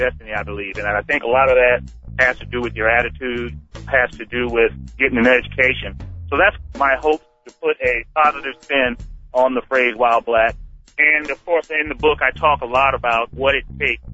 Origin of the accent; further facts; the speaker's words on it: Savannah, Georgia, United States; I was born in Savannah, Georgia, to a family that was underprivileged.